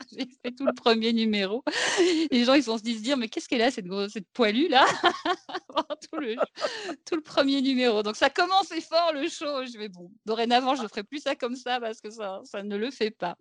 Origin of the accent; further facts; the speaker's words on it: Belgium; je viens de Belgique